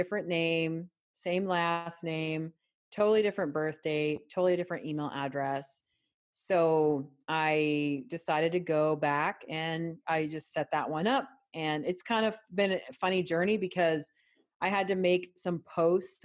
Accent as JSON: {"language": "English", "country": "Canada", "tie": "born or raised there", "moved": "yes", "lives_now": "United States", "said": "I'm Canadian born"}